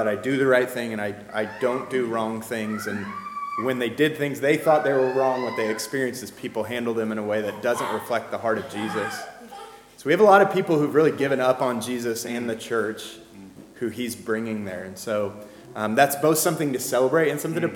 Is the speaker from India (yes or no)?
no; Michigan, United States; moved away as an adult; also born or lived in North Carolina; now in Fayetteville, United States; We're both from Michigan and moved south very quickly